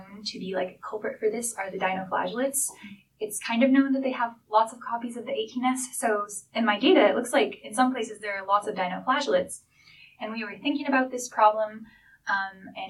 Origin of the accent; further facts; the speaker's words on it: Seattle, Washington, United States; moved away as an adult; now in Victoria, Canada; I grew up in Seattle, which is close to the Puget Sound.